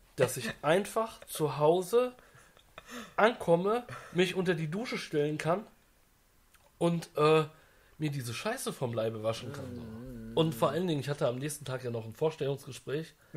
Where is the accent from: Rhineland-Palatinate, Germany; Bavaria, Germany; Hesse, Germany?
Hesse, Germany; Frankfurt am Main; ich komme ja aus Frankfurt am Main